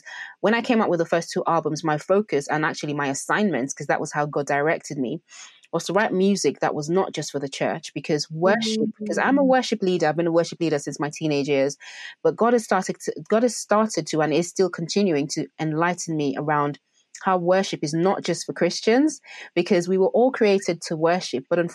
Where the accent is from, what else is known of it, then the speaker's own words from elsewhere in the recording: Nigeria; I'm Nigerian as well